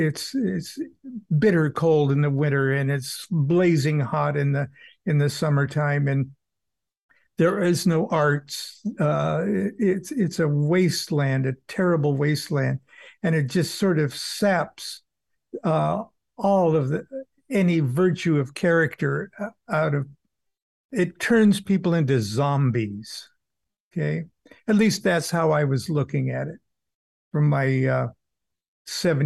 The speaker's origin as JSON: {"language": "English", "region": "Southern California", "country": "United States", "tie": "born or raised there", "said": "I was born in Southern California, and in 1948, and growing up by the beach in the early 50s"}